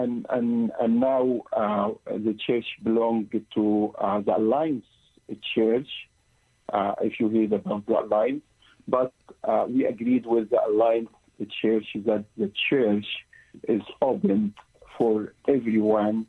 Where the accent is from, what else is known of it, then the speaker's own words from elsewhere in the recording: Egypt; moved away as an adult; now in Pittsburgh, United States; I am from Egypt, and I grew up in a Christian family